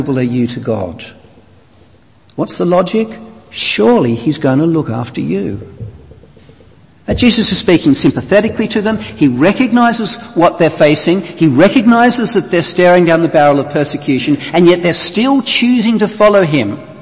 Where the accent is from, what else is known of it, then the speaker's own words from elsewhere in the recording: Australia; moved away; you can tell from my accent I'm not from these parts. I'm from Australia originally.